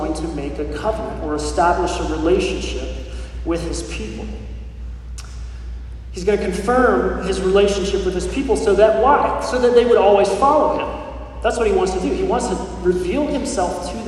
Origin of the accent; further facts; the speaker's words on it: Colorado, United States; my home state of Colorado